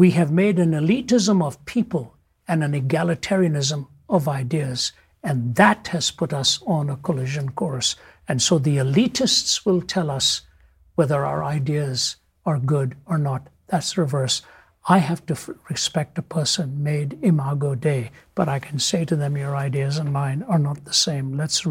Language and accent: English; North India, India; moved away; within India, I was raised in the North, born in the South